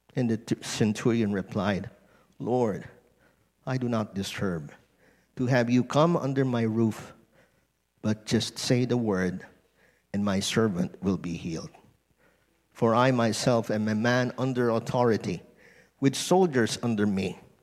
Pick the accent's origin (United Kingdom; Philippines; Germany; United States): Philippines; being Filipino